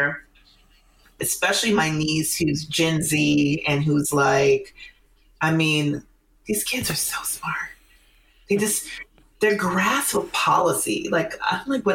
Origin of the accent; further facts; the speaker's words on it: Minneapolis, Minnesota, United States; I grew up there in the 90s, primarily the 80s and 90s